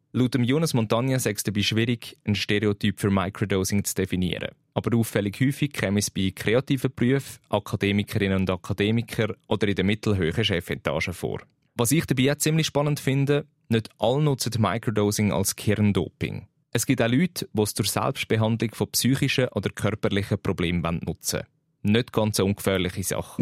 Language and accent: German; Switzerland; bei uns in der Schweiz